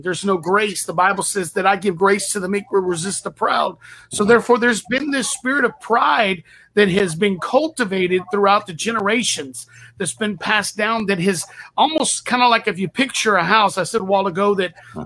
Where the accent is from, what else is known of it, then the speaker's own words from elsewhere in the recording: Texas, United States; I have a saying where I'm from. I'm from Texas